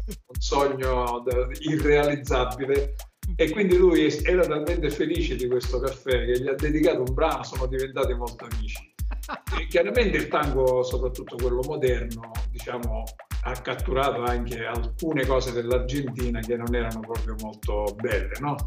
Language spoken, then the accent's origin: Italian; Catania, Sicily, Italy; noi catanesi